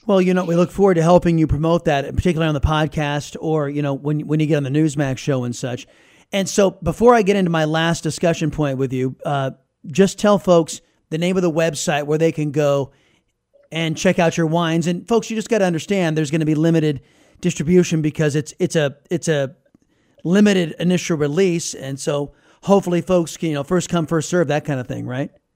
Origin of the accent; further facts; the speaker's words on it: California, United States; now in Texas, United States; I'm originally from California